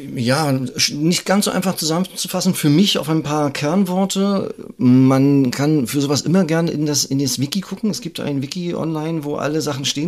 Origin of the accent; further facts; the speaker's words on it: Greifswald, Mecklenburg-Vorpommern, Germany; Ich bin auch aus dem Norden, also aus Greifswald.